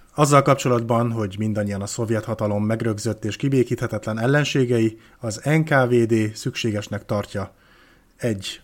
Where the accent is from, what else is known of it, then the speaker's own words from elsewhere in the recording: Hungary; magyar vagyok